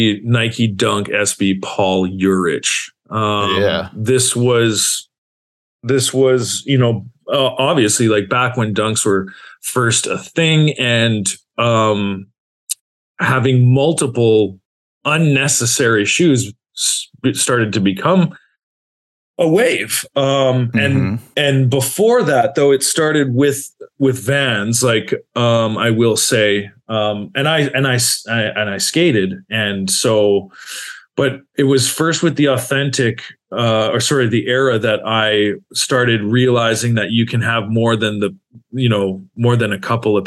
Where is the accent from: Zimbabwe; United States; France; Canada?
Canada; Calgary, Alberta; moved away as an adult; now in Montreal, Canada; I'm originally from Calgary, Alberta, home of the Stampede.